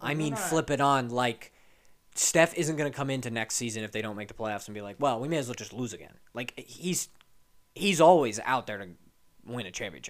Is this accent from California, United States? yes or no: yes; California, United States; we're both from California